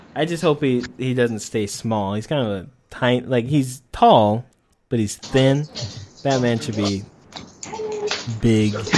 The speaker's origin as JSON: {"language": "English", "country": "United States", "said": "being an American"}